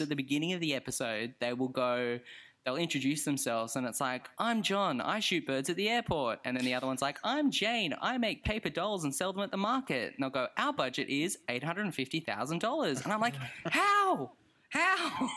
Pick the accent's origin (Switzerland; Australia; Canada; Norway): Australia; as an Australian